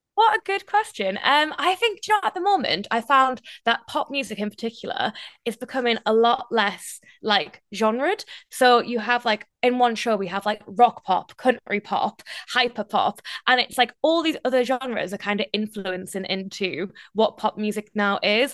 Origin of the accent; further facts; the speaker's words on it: North East England, United Kingdom; accent: Geordie; now in London, United Kingdom; I'm still very much Northeastern, but the moment I meet anyone else who's Geordie, my accent comes out, like, bigger and stronger